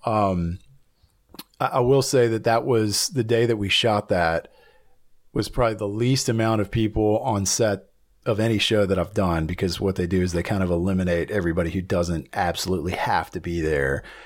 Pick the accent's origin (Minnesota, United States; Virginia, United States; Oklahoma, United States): Virginia, United States; Blacksburg; moved away as an adult; also born or lived in Atlanta, Georgia / Nashville, Tennessee; now in Los Angeles, United States; I was born and raised in a little town called Blacksburg, Virginia, in Southern Virginia